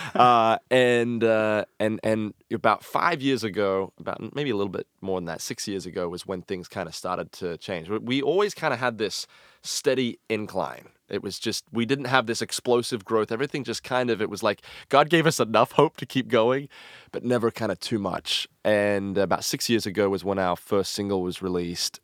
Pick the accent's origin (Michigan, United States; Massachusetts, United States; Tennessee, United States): Tennessee, United States; Franklin; I grew up in Franklin and the Nashville, Tennessee area